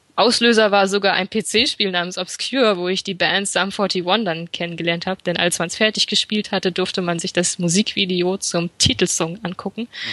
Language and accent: German; Fulda, Hesse, Germany; moved away as an adult; now in Frankfurt am Main, Germany; ich komme eigentlich gebürtig aus Fulda und im Rahmen meines Studiums bin ich nach Frankfurt am Main umgezogen